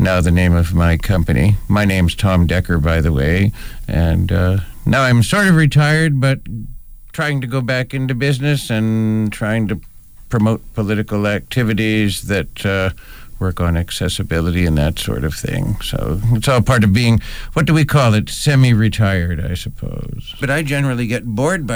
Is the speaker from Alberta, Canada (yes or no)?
no; Ontario, Canada; moved away as an adult; now in Victoria, Canada; I was originally from Ontario